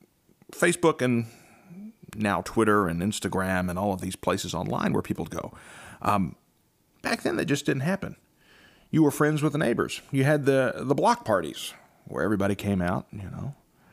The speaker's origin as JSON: {"language": "English", "town": "Belpre", "region": "Ohio", "country": "United States", "tie": "born or raised there", "said": "You know, for me, growing up in Belpre, I had a lawn care business, and it instilled many, many values."}